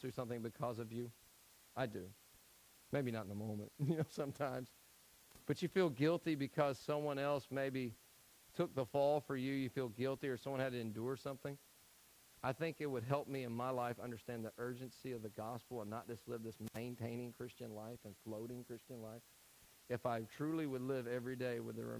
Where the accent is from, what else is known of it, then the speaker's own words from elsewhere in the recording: Tennessee, United States; I'm from Tennessee.